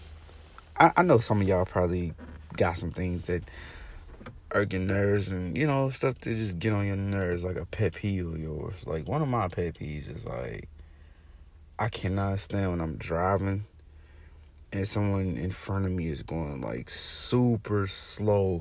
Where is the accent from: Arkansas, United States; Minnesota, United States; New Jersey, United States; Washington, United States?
Arkansas, United States; now in Florida, United States; Originally, I'm from Arkansas